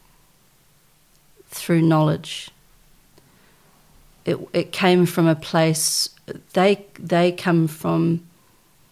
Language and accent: English; Tokoroa, Waikato, New Zealand; also born or lived in Waihi; I was born in Waihi and I was raised in a little town called Tokoroa